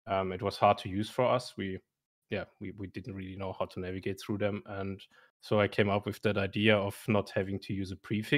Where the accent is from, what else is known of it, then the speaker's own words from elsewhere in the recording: Germany; I'm coming from Germany